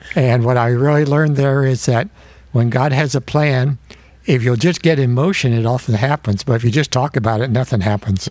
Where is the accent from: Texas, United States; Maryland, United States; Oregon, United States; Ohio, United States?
Ohio, United States; Fort Recovery; I grew up in Fort Recovery, Ohio, which is a little town of 1,300 close to Indiana, north of Dayton.